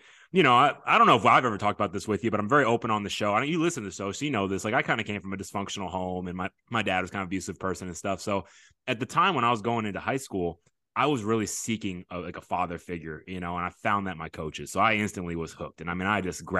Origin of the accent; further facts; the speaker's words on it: Houston, Texas, United States; now in Katy, United States; I'm saying it as a Houston guy